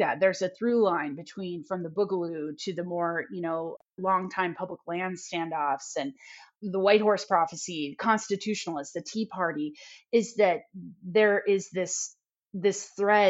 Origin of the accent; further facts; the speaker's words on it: Oregon, United States; I was raised in Oregon